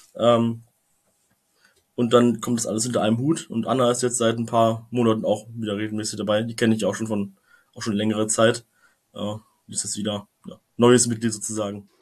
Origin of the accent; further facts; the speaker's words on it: just outside Braunschweig, Lower Saxony, Germany; ich bin zwar nicht in Braunschweig aufgewachsen, äh, aber in Braunschweig geboren und mit Okerwasser getauft und äh, ja, direkt vor dem Tor von Braunschweig aufgewachsen